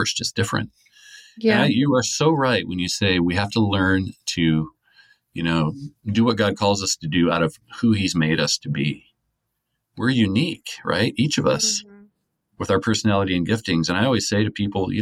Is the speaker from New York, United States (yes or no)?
no; Lynden, Washington, United States; I was raised in a Christian home and, you know, Linden is kind of considered a Christian-y town